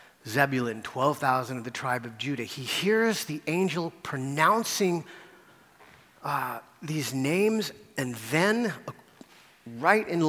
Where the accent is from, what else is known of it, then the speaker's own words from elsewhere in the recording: United States; growing up as American Christians